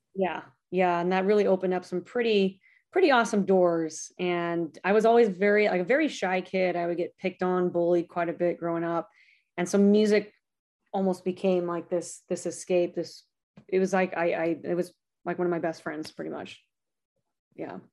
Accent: Lancaster, California, United States; It's called Lancaster, California.

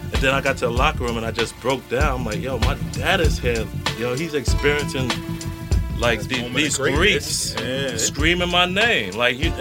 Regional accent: New York City, New York, United States; growing up in New York City

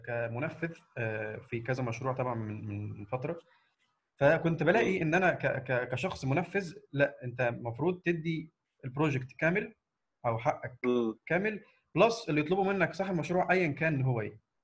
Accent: Egypt; من مصر

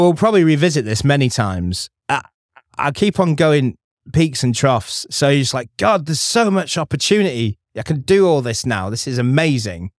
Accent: Stockport, North West England, United Kingdom; I'm from Stockport

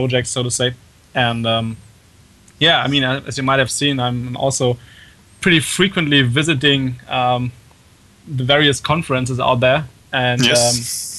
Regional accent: Germany; accent: German; English is a second language; as you might hear from my very bad accent, actually I'm German.

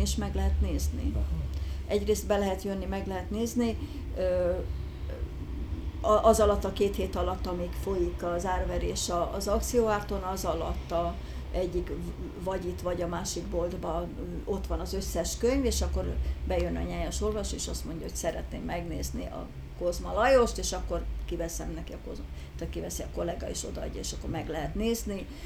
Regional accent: Budapest, Hungary; also born or lived in Józsefváros, Budapest; ős Budai vagyok. Ö, mindig Budán, Budán is nőttem föl

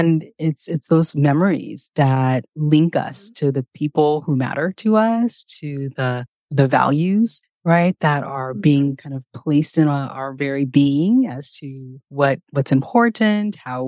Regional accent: California, United States; And growing up in California, it was a pretty diverse place, especially if I look back to the area that I grew up in.

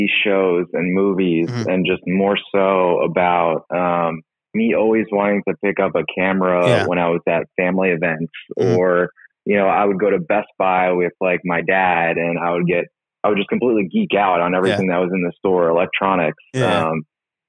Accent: Somerset, New Jersey, United States; moved away as an adult; I'm actually from Somerset, New Jersey. That's where I was born and raised

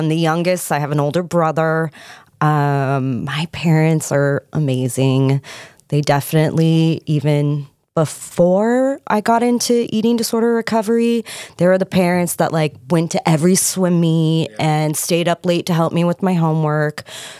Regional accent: Lake Forest, California, United States; I grew up in Southern California, mm-hmm. In Lake Forest, actually. I still call it El Toro.

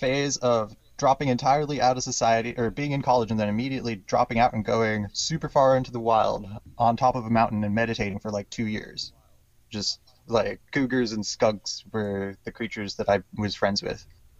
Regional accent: Hawaii, United States; born there; also born or lived in Washington; Born in Hawaii and in Washington State, America.

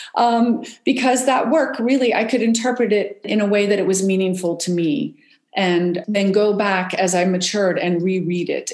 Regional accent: West Virginia, United States; I grew up in West Virginia, and we were outside all the time

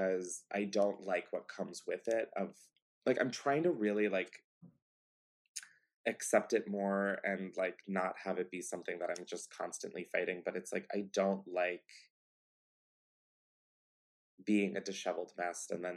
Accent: East Coast, United States; now in Los Angeles, United States; I'm from the East Coast

